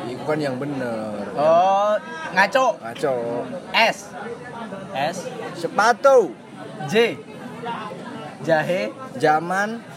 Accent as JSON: {"language": "Indonesian", "region": "Jakarta", "country": "Indonesia", "tie": "born or raised there", "said": "saya kan asli Jakarta buat liburan aja"}